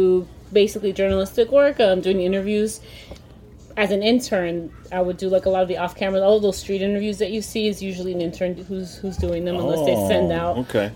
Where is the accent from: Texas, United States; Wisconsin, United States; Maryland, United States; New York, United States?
New York, United States; New York City; I'm a New Yorker.